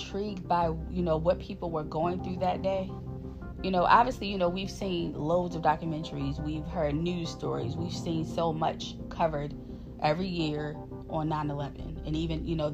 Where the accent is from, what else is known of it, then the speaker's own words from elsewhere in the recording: Maryland, United States; we're from Maryland